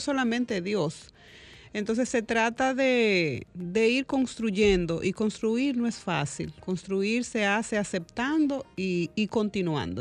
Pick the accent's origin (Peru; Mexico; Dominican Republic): Dominican Republic; como dominicano